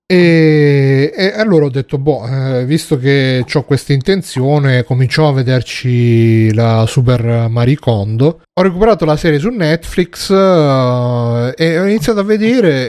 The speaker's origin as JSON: {"language": "Italian", "town": "Taranto", "region": "Apulia", "country": "Italy", "said": "da quando sono tornato qui giù a Taranto"}